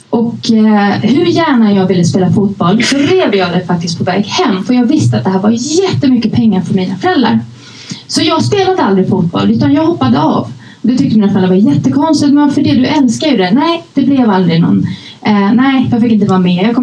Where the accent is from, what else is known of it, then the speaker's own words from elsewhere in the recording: Uppsala, Uppsala County, Sweden; när jag var liten och bodde i Gottsunda eh, visade sig att jag växte upp i samma förort. Eh, det, ni som inte känner till det, det är liksom det värsta utsatta i, bak, eh, utanför Uppsala.